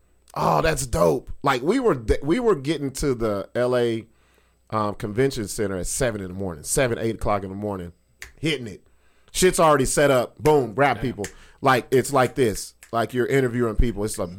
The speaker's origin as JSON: {"language": "English", "town": "Long Beach", "region": "California", "country": "United States", "moved": "yes", "said": "I'm from Long Beach"}